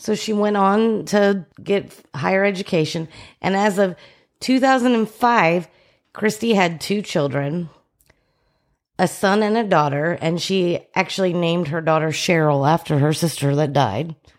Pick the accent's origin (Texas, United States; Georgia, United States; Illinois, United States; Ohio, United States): Texas, United States; Plano; I was from Plano